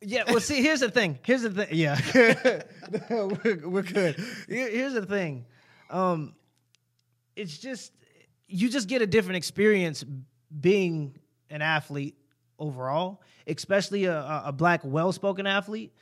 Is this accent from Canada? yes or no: no; United States; I experienced more prejudice being American than I did African-American so far